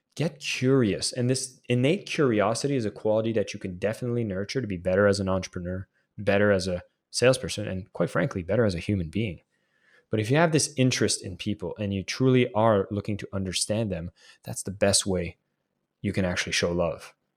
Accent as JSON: {"language": "English", "country": "Canada", "tie": "born or raised there", "said": "as a Canadian kid"}